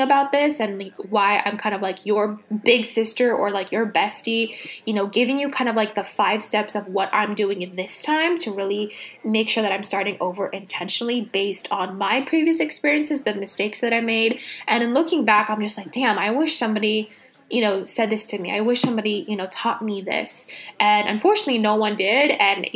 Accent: Los Angeles, California, United States; moved away as an adult; also born or lived in Miami, United States; now in New York City, United States; I was born and raised

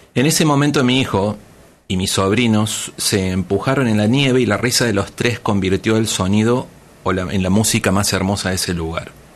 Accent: Argentina; now in Tijuana, Mexico; soy más tijuanense que muchos tijuanenses, pero soy nacido en Argentina

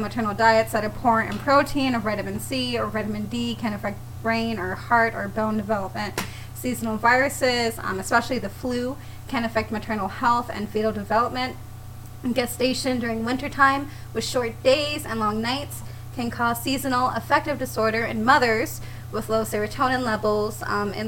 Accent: San Antonio, Texas, United States; I'm from San Antonio.

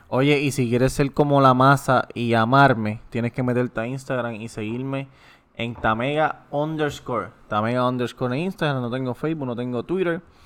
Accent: Puerto Rico; somos los boricuas

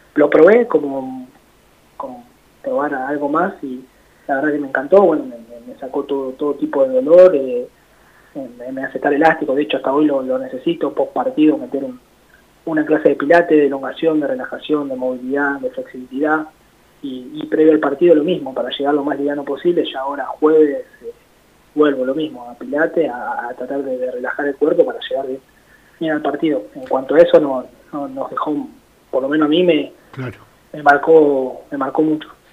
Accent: La Plata, Buenos Aires Province, Argentina; yo soy acá de La Plata

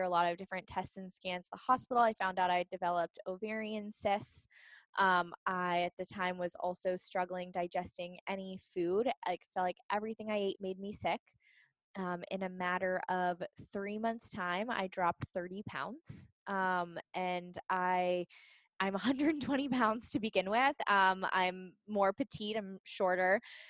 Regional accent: Pittsburgh, Pennsylvania, United States; moved away as an adult; now in San Diego, United States; I'm from Pittsburgh. So born and raised on the East Coast

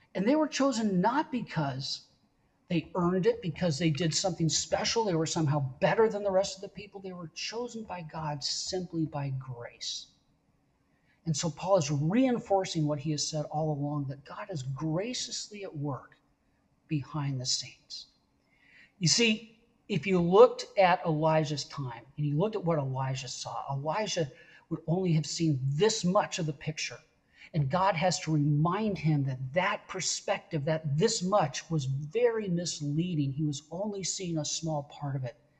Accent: West Coast, United States; I'm from the West Coast.

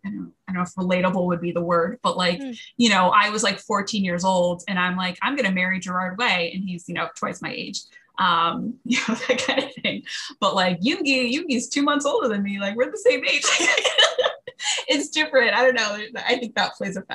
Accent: New Jersey, United States; I'm from Jersey and like the whole band is from Jersey

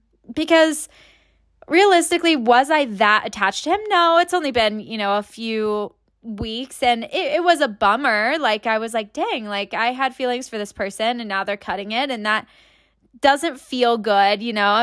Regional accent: Tampa, Florida, United States; now in Kansas City, United States; But yeah, moved up from Tampa. Tampa's my hometown. Spent, I guess, the majority of my life there, but also moved around quite a bit between cities and states

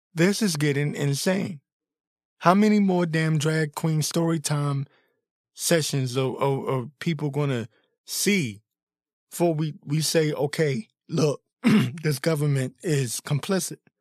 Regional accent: Washington, District of Columbia, United States; I was born and raised in the Washington, D.C. area

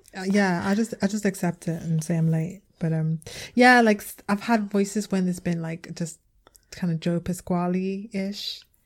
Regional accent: Liverpool, North West England, United Kingdom; accent: Liverpool

